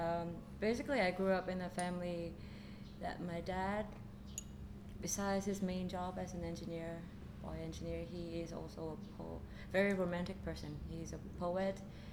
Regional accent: Hanoi, Vietnam; now in Ho Chi Minh City, Vietnam; I'm Vietnamese, but I'm from Hanoi. Born and raised, and I moved here since 2010.

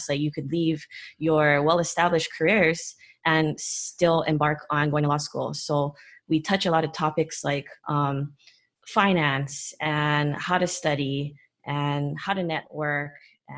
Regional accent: Honolulu, Hawaii, United States; moved away as an adult; also born or lived in California; I'm from Honolulu, Hawaii. Grew up in Hawaii

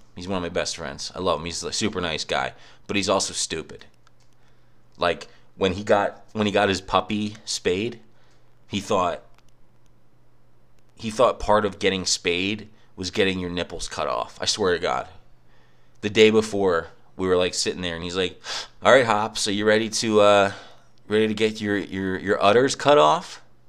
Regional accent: Pennsylvania, United States; I was in my family room in my house I grew up in Bucks County

